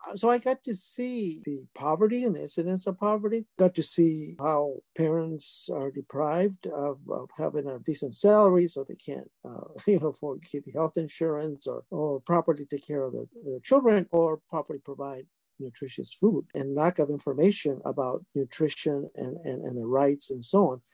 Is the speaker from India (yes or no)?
no; Mexico; now in California, United States; I grew up in poverty in Mexico with a single mom